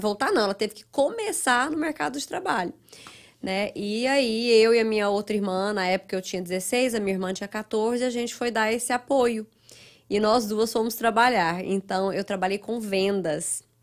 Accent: Goiânia, Goiás, Brazil; moved away as an adult; also born or lived in Ituiutaba, Minas Gerais, Brazil; now in United States; Eu sou mineira, nasci no interior de Minas, uma cidadezinha perto de Uberlândia chamada Ituiutaba. Ah, mas aos sete anos eu fui para Goiânia.

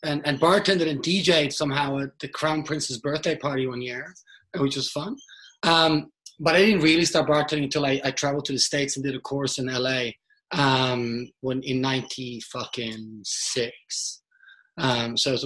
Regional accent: Norway; now in Australia; I live in Australia. I'm from Norway originally.

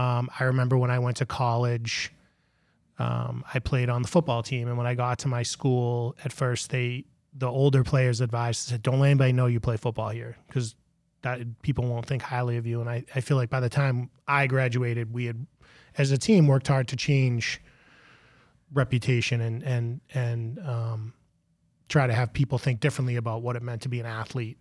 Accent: Melrose, Massachusetts, United States; I grew up on the same street that I live in, live on now.

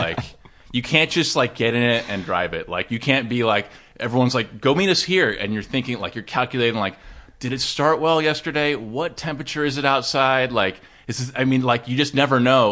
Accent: Laguna Niguel, California, United States; also born or lived in Dana Point; I actually grew up in Laguna Niguel and Dana Point

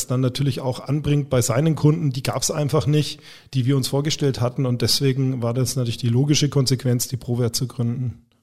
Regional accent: Bavaria, Germany; Ich komme aus Franken, nicht aus Bayern.

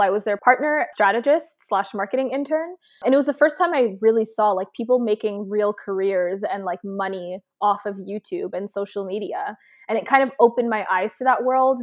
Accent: Toronto, Ontario, Canada; moved away as an adult; now in Los Angeles, United States; I was born in Toronto, Canada, representing for any of my Canadians watching, and I, let's see, I mean, I currently live in L A, but I grew up my entire life in Canada

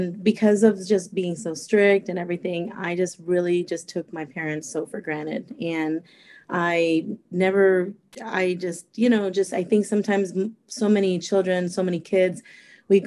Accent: California, United States; also born or lived in Costa Rica; now in Fort Myers, United States; but I was raised in California. When I was 5 years old, my mom and my dad moved to California

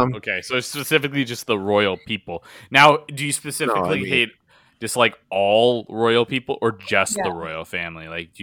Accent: Canada; I say that as an Indian Canadian

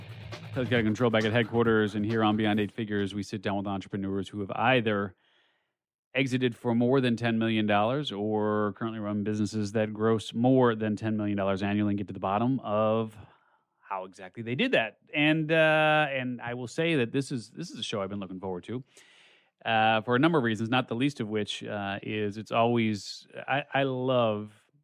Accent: Chicago, Illinois, United States; moved away; And being a Chicagoan

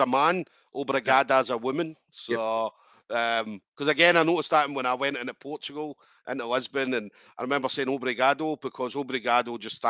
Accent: Scotland, United Kingdom; I'm fucking as Scottish as you can get.

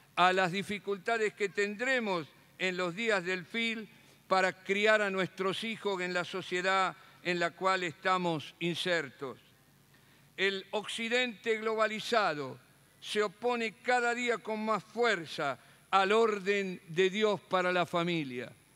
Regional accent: Rosario, Santa Fe, Argentina; moved away; la ciudad donde nací y me crié

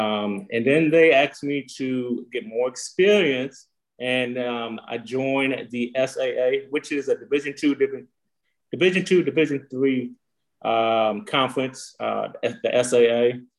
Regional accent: Chicago, Illinois, United States; moved away; I'm originally from Chicago, Illinois.

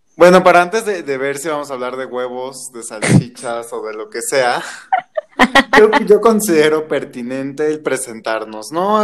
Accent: Mexico City, Mexico; yo soy enteramente de la Ciudad de México

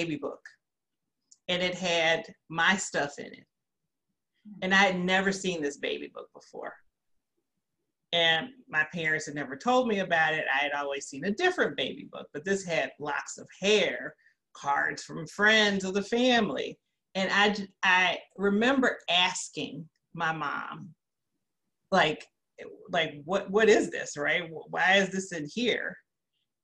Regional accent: Gary, Indiana, United States; also born or lived in Peoria, Illinois; I grew up in Gary, Indiana

